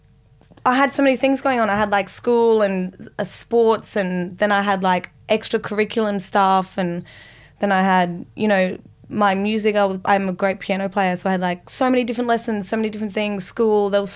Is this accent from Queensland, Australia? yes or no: yes; Sunshine Coast Hinterland, Queensland, Australia; now in Sydney, Australia; I grew up in the Sunshine Coast. Oh, so beautiful. Hinterland, Sunshine Coast